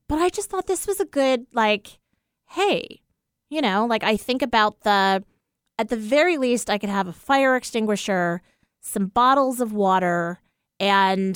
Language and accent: English; East Coast, United States; moved away; growing up on the East Coast